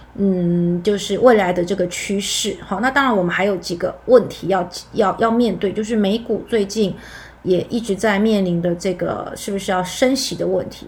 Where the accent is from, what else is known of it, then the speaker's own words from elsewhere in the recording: Taiwan; 我们台湾人